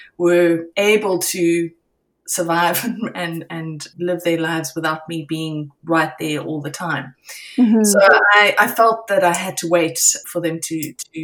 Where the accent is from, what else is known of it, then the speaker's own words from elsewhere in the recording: Cape Town, Western Cape, South Africa; moved away as an adult; also born or lived in Johannesburg, South Africa; now in Vancouver, Canada; I'm originally from South Africa and was born in Johannesburg and lived most of my life in Cape Town